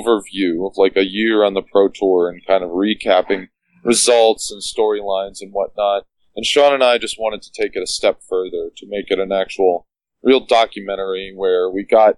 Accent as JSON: {"language": "English", "town": "Plainfield", "region": "New Jersey", "country": "United States", "tie": "born or raised there", "moved": "yes", "lives_now": "Philadelphia, United States", "said": "I grew up in a town called Plainfield, New Jersey"}